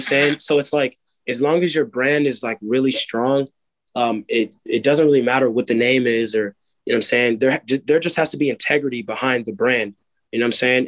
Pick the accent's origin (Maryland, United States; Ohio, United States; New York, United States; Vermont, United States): Maryland, United States; Silver Spring; I grew up in Montgomery County and one of the like the counties there or you know, the place there is called Silver Spring